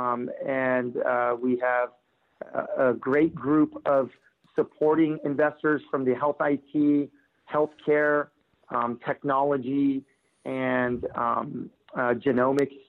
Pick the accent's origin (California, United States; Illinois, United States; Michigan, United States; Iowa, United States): California, United States; San Diego; growing up in San Diego